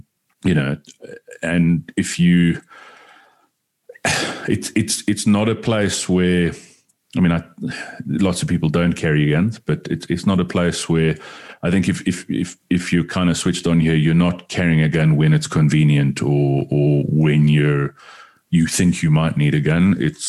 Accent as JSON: {"language": "English", "town": "New York City", "region": "New York", "country": "United States", "tie": "born or raised there", "said": "But I mean, growing up in New York City, it was probably kind of similar as well."}